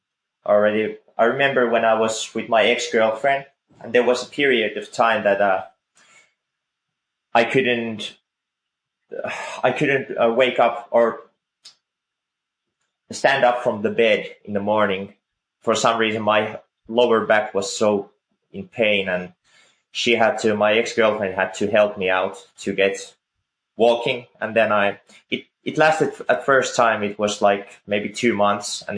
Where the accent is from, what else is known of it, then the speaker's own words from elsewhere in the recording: Finland; I'm from Finland